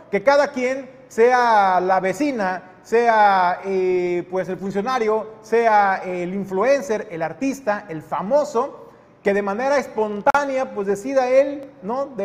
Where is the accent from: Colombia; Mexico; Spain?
Mexico